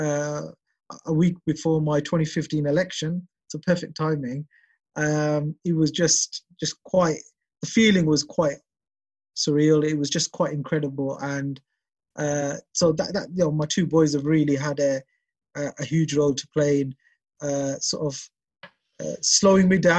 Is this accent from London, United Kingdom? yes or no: no; Birmingham, West Midlands, United Kingdom; I'm a Birmingham boy. I'm English. I'm British.